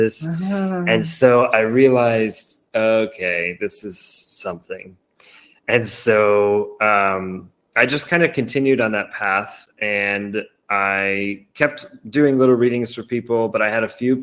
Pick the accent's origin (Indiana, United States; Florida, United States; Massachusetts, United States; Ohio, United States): Massachusetts, United States; moved away as an adult; also born or lived in San Diego, California; So I grew up in Massachusetts, which is on the Eastern seaboard. And I moved all the way to San Diego in California.